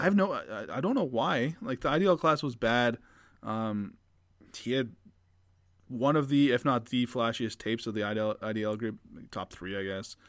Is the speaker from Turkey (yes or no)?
no; Canada; as a Canadian